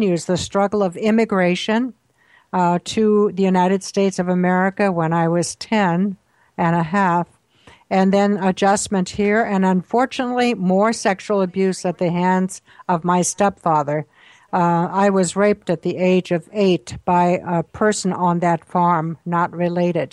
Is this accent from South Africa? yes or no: no; Austria; I was born in Austria during World War II on a farm.